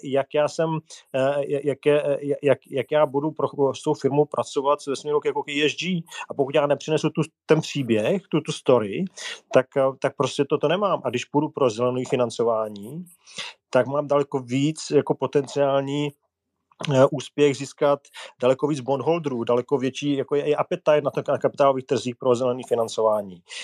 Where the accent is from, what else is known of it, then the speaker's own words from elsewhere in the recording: Czechia; jako Češi